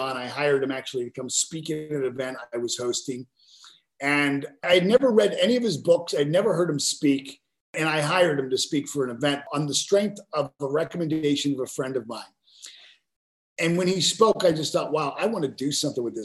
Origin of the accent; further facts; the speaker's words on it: Pittsburgh, Pennsylvania, United States; I was about, 15 years old. I was taking karate at a local karate school, this city of Pittsburgh